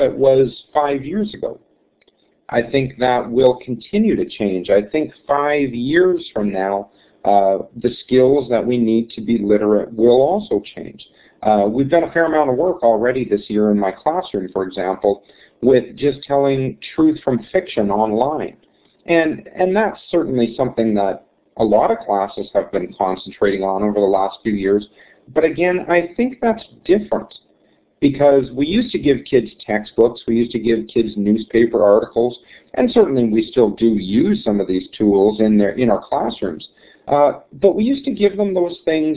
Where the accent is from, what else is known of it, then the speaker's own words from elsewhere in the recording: Snow Lake, Manitoba, Canada; This actually is my hometown. I moved back here about a dozen years ago